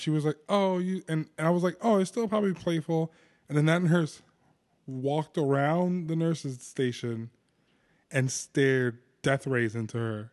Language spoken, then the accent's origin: English; New Jersey, United States; I'm a kid from New Jersey